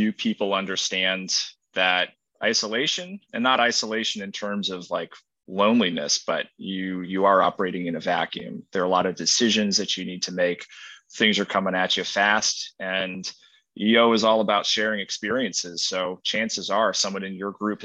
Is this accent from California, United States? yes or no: no; Worcester, Massachusetts, United States; originally I'm from Worcester, Massachusetts.